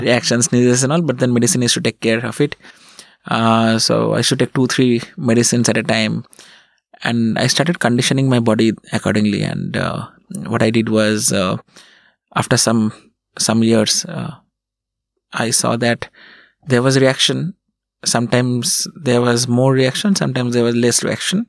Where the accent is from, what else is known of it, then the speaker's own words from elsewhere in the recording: Berhampore, West Bengal, India; also born or lived in Kolkata; I was born in Kolkata and, uh, then I grew up in a small town called Berhampur in West Bengal.